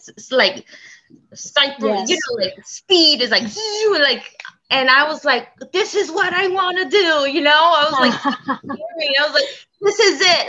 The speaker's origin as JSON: {"language": "English", "town": "New York City", "region": "New York", "country": "United States", "tie": "born or raised there", "said": "I grew up in Brooklyn, in Bushwick"}